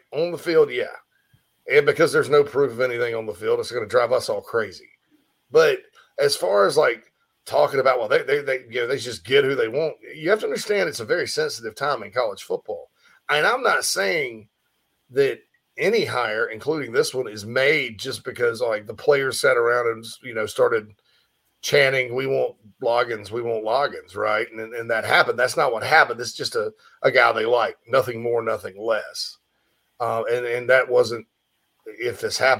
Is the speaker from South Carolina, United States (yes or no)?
yes; Spartanburg, South Carolina, United States; moved away; my hometown of Spartanburg, Daniel Morgan Avenue